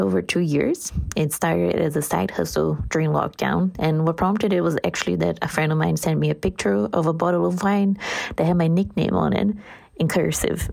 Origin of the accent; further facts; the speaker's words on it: Brazil; English is a second language; 'cause I'm Brazilian, so English is not my first language